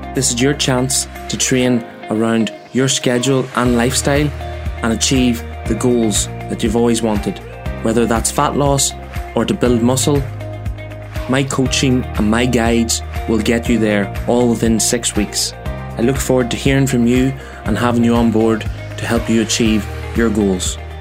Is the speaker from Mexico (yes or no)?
no; Cookstown, Northern Ireland, United Kingdom; my hometown, Cookstown